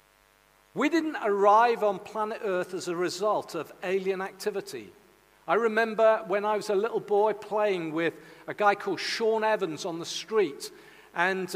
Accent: Caerleon, Wales, United Kingdom; also born or lived in Pengam, near Bargoed; I was born in the Lydia Bynum Maternity Hospital in Caerleon.

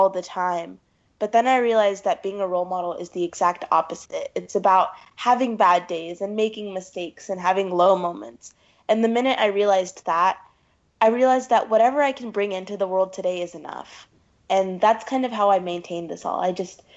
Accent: Pakistan; I'm from Pakistan

